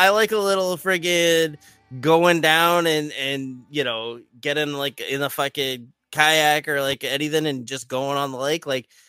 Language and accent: English; Massachusetts, United States; also born or lived in Florida; I am from Massachusetts, which is very much not southern. I spent half my life in Florida, which is very southern, so I have a lot of southern roots.